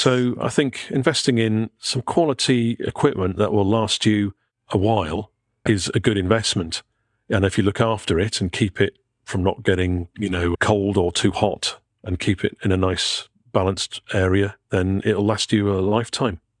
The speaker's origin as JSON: {"language": "English", "area": "Pwllheli", "region": "Wales", "country": "United Kingdom", "tie": "born or raised there", "moved": "yes", "said": "I'm going to Betheli, my hometown"}